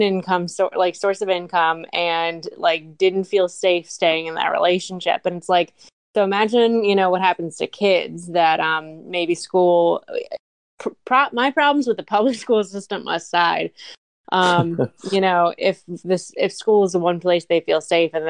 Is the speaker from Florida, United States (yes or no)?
no; Montgomery County, Maryland, United States; I'm from Montgomery County, Maryland